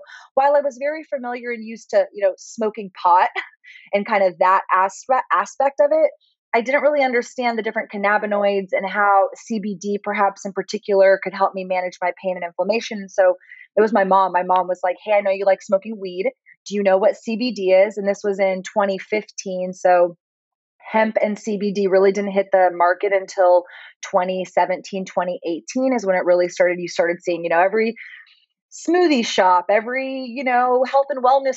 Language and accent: English; Austin, Texas, United States; growing up in Austin, we are a little bit more of a hippie city